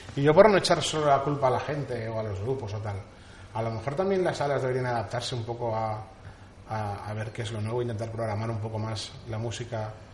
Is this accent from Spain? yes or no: yes; Castellón de la Plana, Valencian Community, Spain; somos de España, de Castellón